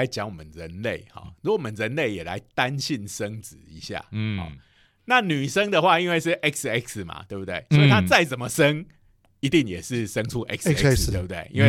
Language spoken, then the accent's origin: Chinese; Taiwan; 因为我们台湾人吃的东西也有一些是别人所不能接